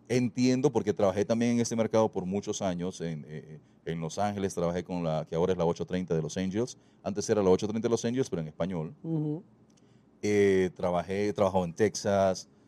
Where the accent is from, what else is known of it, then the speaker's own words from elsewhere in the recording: El Salvador; accent: Salvadoran; Yo soy salvadoreño y orgullosísimo de serlo pero quizás el tiempo viviendo con mucha gente de otros países, mi acento se me fue y yo no sabía que yo no tenía el acento salvadoreño